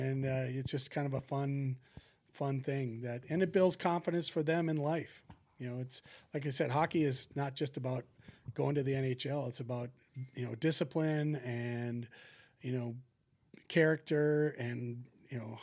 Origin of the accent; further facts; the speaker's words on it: Maple Lake, Minnesota, United States; we had the St. Patrick's Day tournament, parade in my hometown, because we were the Maple Lake Irish.